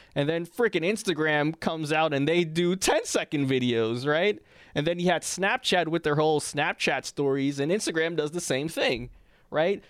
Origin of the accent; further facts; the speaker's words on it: New York City, New York, United States; I'm from Harlem